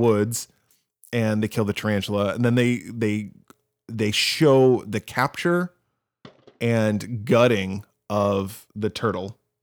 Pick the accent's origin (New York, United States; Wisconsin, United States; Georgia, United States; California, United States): Wisconsin, United States; I grew up in Wisconsin